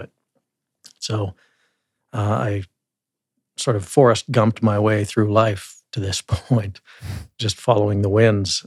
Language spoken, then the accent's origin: English; Claresholm, Alberta, Canada; also born or lived in Calgary; now in Lethbridge, Canada; I'm Southern Alberta boy, as you said. I was born in Calgary, but never lived there